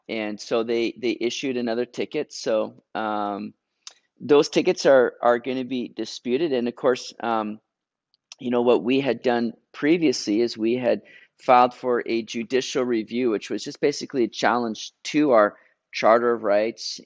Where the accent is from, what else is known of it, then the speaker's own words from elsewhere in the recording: Canada; I'm being Canadian now